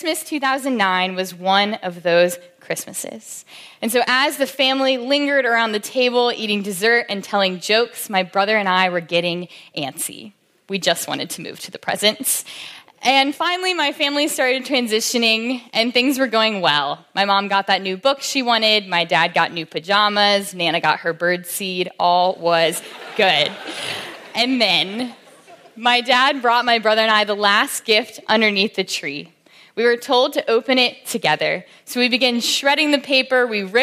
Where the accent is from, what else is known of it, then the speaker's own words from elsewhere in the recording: Williamsburg, Virginia, United States; I grew up in Williamsburg, Virginia.